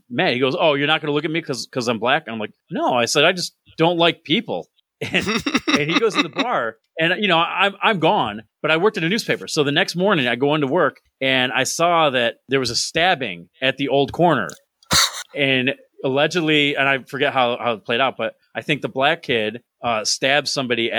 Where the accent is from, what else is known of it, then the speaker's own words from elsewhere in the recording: New York, United States; moved away; I'm from New York, and, you know, not the city